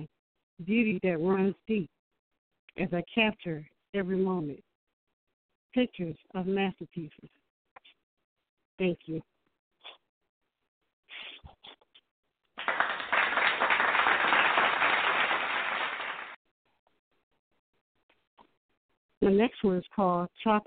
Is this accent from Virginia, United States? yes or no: yes; Newport News, Virginia, United States; I'm from Newport News, Virginia